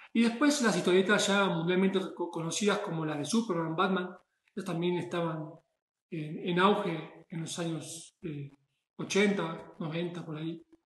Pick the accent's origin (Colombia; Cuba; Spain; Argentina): Argentina; moved away as an adult; now in Puebla, Mexico; de Argentina, que fue donde nací, donde crecí